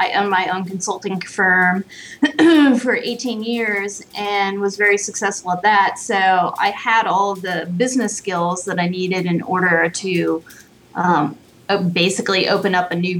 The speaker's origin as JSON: {"language": "English", "region": "New York", "country": "United States", "tie": "born or raised there", "said": "I grew up in New York, so everybody there is brunette."}